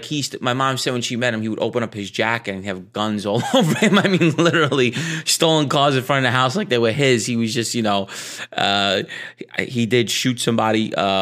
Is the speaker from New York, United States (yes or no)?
yes; Queens, New York, United States; also born or lived in Brooklyn; I was born in Brooklyn, Canarsie, Flatlands in 84th. I lived there till I was about, I don't know, 7 or 8 years old. My mom and dad ended up getting divorced, and I went over to Ozone Park, Queens, which is all Italian, you know, at the time.